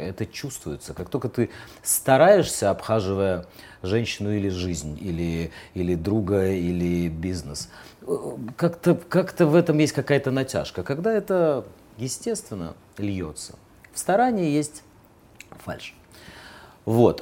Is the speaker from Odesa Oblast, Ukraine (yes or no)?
yes; Odesa, Odesa Oblast, Ukraine; now in Moscow, Russia; Я, я не, не стал москвичом. Я остаюсь с одесситом